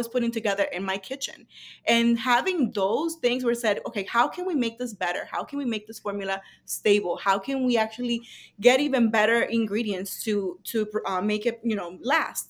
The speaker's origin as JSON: {"language": "English", "region": "San José de Ocoa", "country": "Dominican Republic", "second_language": "English", "moved": "yes", "lives_now": "United States", "said": "we were from Dominican Republic"}